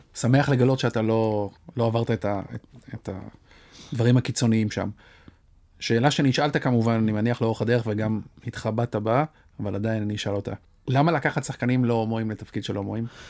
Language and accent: Hebrew; Kiryat Ono, Tel Aviv District, Israel; כשאני גדלתי בקריית אונו